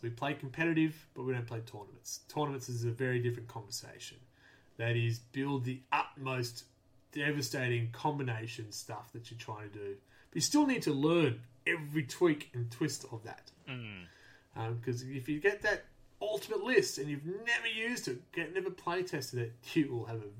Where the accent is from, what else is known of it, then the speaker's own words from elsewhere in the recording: Australia; My accent's a bit weird for the non-Aussies and sometimes for the Aussies.